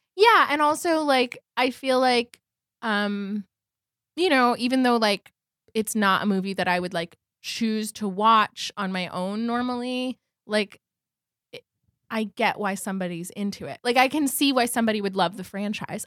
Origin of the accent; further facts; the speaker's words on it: New York, United States; I feel like I grew up in New York